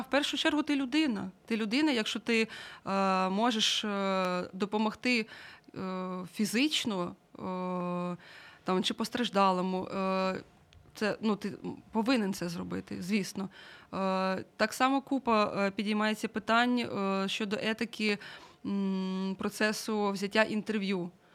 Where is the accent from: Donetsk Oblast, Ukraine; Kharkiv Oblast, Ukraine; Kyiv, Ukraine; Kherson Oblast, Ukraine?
Donetsk Oblast, Ukraine; Mariupol; moved away; я сама з Маріуполя